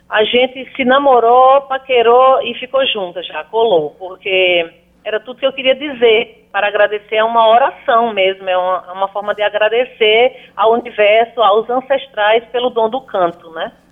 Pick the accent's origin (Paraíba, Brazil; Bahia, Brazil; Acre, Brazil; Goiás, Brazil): Paraíba, Brazil; Sou muito bem acolhida na minha terra, essa terra que é muito amada.